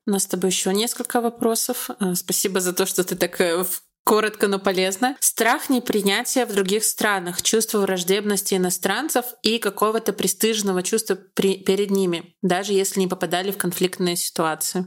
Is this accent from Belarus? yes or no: yes; Belarus; я из Беларуси